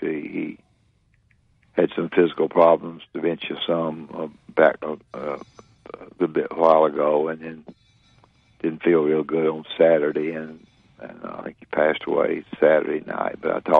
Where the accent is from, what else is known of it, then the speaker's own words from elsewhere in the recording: Florence, Alabama, United States; because I was from Florence